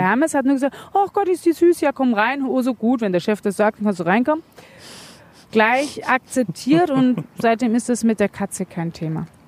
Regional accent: Munich, Bavaria, Germany; in der Großstadt, ich komme aus München

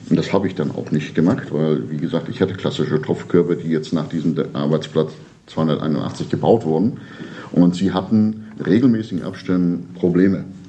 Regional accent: Rostock, Mecklenburg-Vorpommern, Germany; now in Ribnitz-Damgarten, Germany; Ich bin eigentlich ursprünglich Rostocker, ich bin hier auch geboren

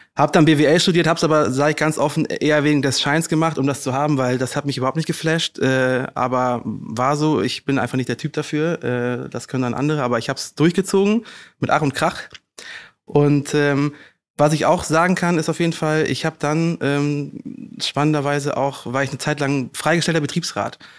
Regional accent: Rhineland, Germany; moved away as an adult; now in Hamburg, Germany; ich bin Rheinländer durch und durch, bin im Rheinland groß geworden

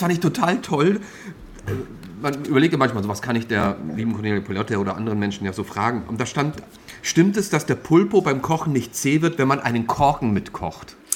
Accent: Austria; now in Hamburg, Germany; ich bin ja nun mal ähm, Schluchtenscheißer, das heißt also, ich bin ja Österreicher eigentlich.

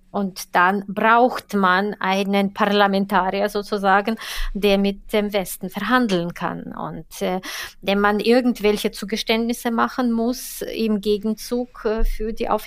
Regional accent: Saint Petersburg, Russia; Die zweite Stadt ist meine Heimatstadt St.

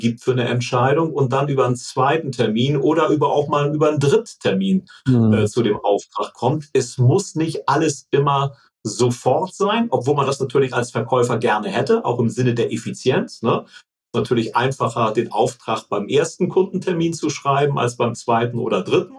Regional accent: Hamburg, Germany; also born or lived in Munich

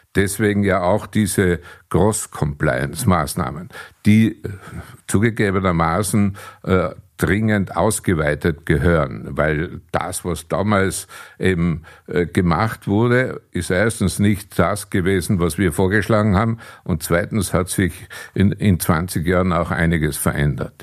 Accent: Austria

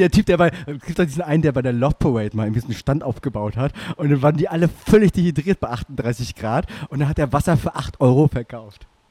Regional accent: Germany; Deutschland ist manchmal doch gar nicht so schlecht. Wir sind so ein bisschen wie die Japaner

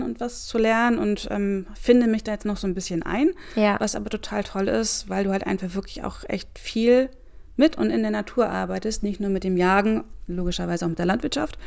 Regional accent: Celle, Lower Saxony, Germany; ich bin aufgewachsen in Celle

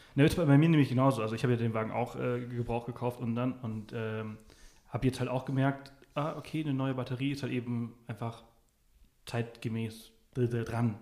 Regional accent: Mallorca, Balearic Islands, Spain; ich bin auf Mallorca aufgewachsen

